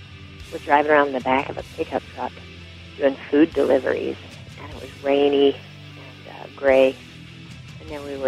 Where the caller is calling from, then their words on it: Minneapolis, Minnesota, United States; I'm calling from Minneapolis, Minnesota.